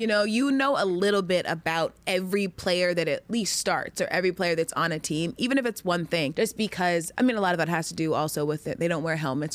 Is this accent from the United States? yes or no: yes; Georgia, United States; moved away as an adult; I lived in Georgia since I was six until I went off to college